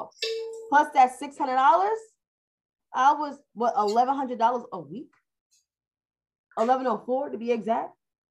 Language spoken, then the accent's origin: English; New York City, New York, United States; I grew up in New York City